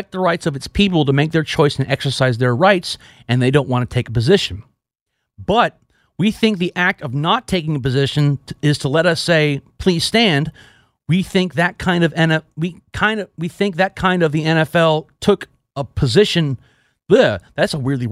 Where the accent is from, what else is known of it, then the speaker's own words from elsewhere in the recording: Texas, United States; moved away; we also had to say the Texas Pledge of Allegiance because I was from Texas